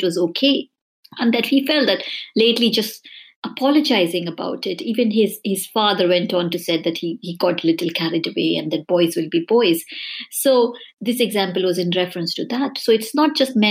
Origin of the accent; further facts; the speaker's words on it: India; moved away as an adult; now in United Kingdom; I grew up in India, I was born there, but I've lived here in the UK for the last 20 years.